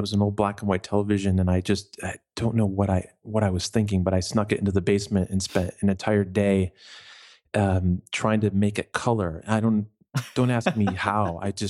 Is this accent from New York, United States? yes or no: yes; New York, United States; I grew up in New York State, in the upstate, in the country. Grew up literally living in a farmhouse next to a giant chicken farm.